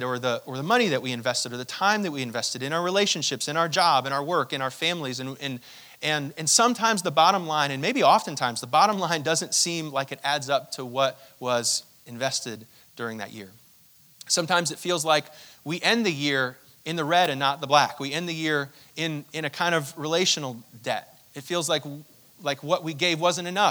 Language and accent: English; New York, United States; we grew up in New York, and so there was always so much snow